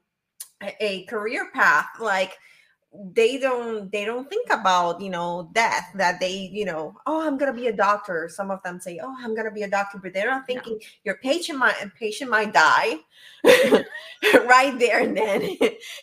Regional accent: Puerto Rico; English is a second language; moved away; I'm from Puerto Rico

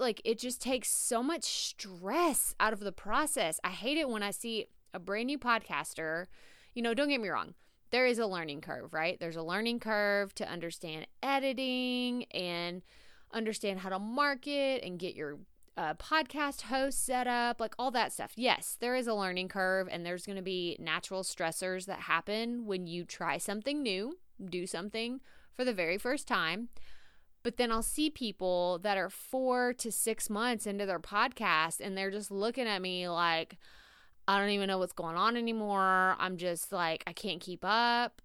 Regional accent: Texas, United States; accent: southern, Texas drawl; my southern accent, my Texas draw

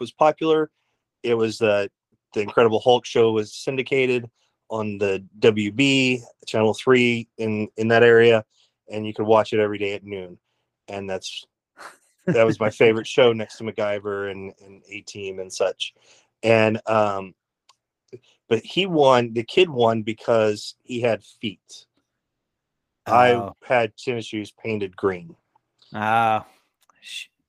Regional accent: Texas, United States; I grew up in Texas

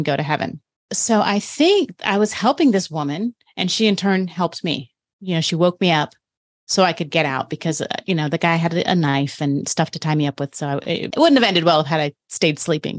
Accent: Florida, United States; I'm from Florida, so I slept through many hurricanes.

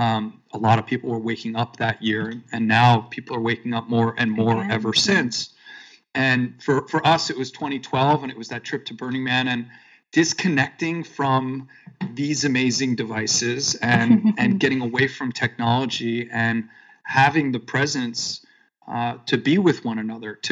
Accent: Long Island, New York, United States; I grew up in New York, and I grew up on Long Island

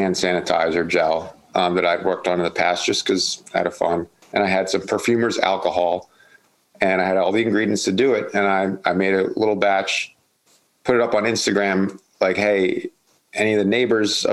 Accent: Asbury Park, New Jersey, United States; moved away as an adult; now in Baltimore, United States; I'm originally from New Jersey, from a town called Asbury Park on the shore in Jersey. I moved here actually, like I mentioned earlier, getting sober when I was like 21

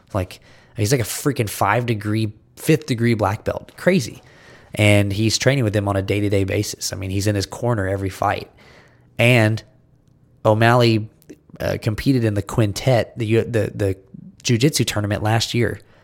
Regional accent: Texas, United States; I'm from Texas

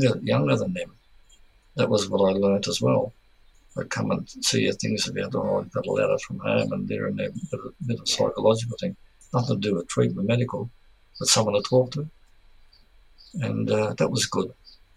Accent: Melbourne, Victoria, Australia; I'm originally from Melbourne. My family is here.

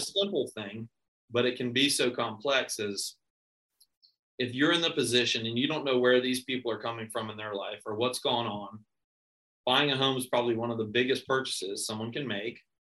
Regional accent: Ponte Vedra, Florida, United States; I was born and raised here in Ponte Vedra

